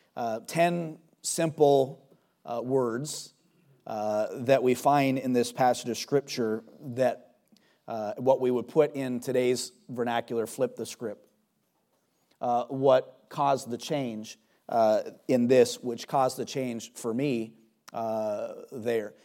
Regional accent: United States; as an American

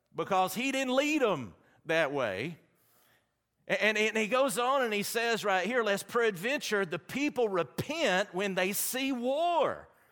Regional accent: Alabama, United States; accent: Southern; I'm from Alabama.

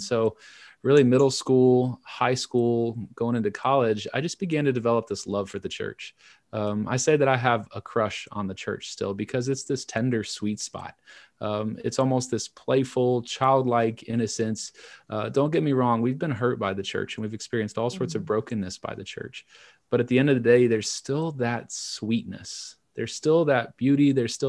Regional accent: Little Rock, Arkansas, United States; also born or lived in Chicago area; I grew up in Central Arkansas. I was born outside of Chicago and moved around a little bit until I was 7, and then was raised in Little Rock. And being raised in the Bible Belt South, the heart of Central Arkansas

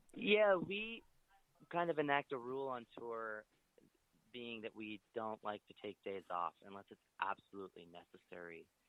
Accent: Lancaster, Pennsylvania, United States; moved away as an adult; also born or lived in Washington, D.C.; I grew up in Lancaster, Pennsylvania, and I lived there until I was 18.

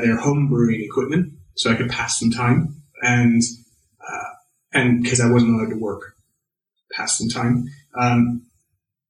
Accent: Central Valley, California, United States; moved away as an adult; also born or lived in Paso Robles / San Luis Obispo; now in Somerset, United Kingdom; I grew up in the Central Valley, mm-hmm. which is farmland

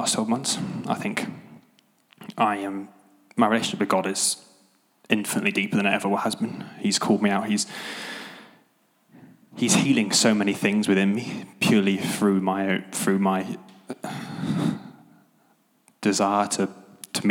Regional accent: Devon, South West England, United Kingdom; moved away as an adult; now in Nottingham, United Kingdom; So I'm originally from Devon

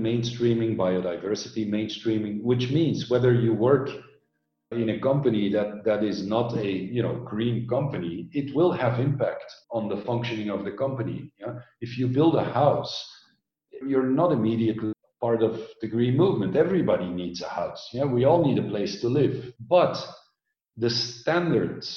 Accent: Belgium; moved away as an adult; also born or lived in Orange County, California, United States; I grew up in Belgium, densely populated.

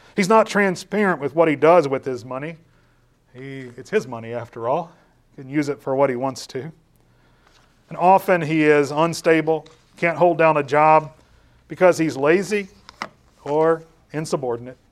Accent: Louisville, Kentucky, United States; I was born in Louisville, Kentucky.

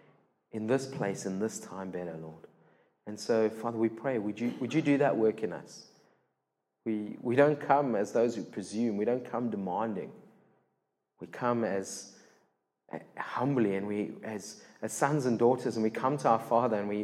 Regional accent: Cape Town, Western Cape, South Africa; first language English; I'm born and bred in Cape Town

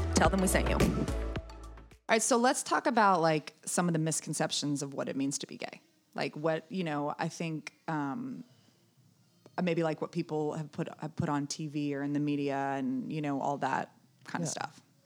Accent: the South, United States; I grew up in the South

